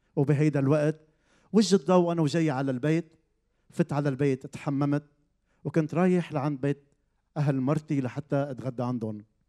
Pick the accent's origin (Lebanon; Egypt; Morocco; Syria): Lebanon; Zahle, Beqaa; من منطقه بزحلي بلبنان كبرت بهيدي العيله